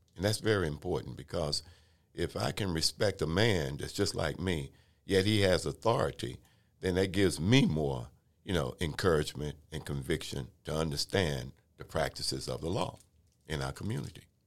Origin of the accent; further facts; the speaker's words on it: Waco, Texas, United States; when I was growing up in Waco, Texas, born in nineteen fifty-two